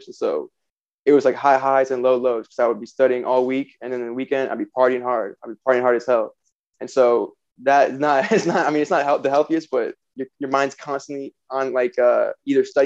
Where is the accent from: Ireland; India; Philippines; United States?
United States; Florida; also born or lived in Chicago, Illinois; I'm originally from Chicago. I moved to, I guess my family moved to Florida when I was 4, so I consider myself a Florida boy